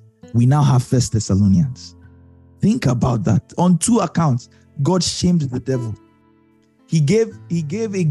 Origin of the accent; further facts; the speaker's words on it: United States; I'm American.